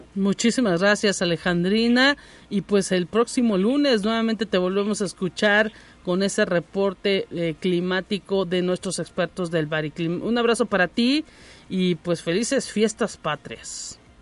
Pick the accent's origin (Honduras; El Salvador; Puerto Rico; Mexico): Mexico; como mexicanos